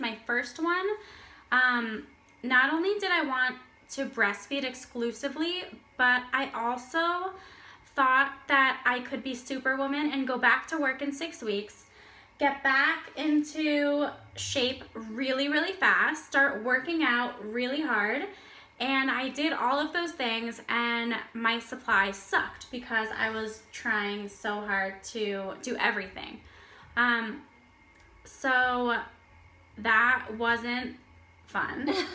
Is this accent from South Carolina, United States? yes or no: no; Florida, United States; moved away as an adult; now in Israel; I'm from Florida.